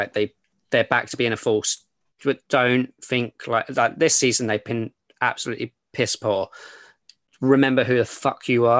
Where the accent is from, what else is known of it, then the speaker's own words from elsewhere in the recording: London, United Kingdom; as a Londoner